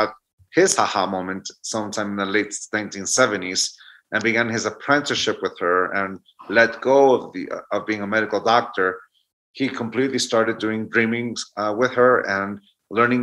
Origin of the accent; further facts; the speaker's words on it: San Diego, California, United States; also born or lived in Tijuana, Mexico; I lived in San Diego and I crossed the border every day into Tijuana, Mexico to go to school in Tijuana